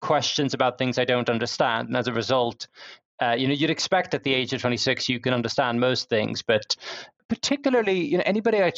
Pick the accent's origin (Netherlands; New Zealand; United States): Netherlands; now in London, United Kingdom; when I was growing up in the Netherlands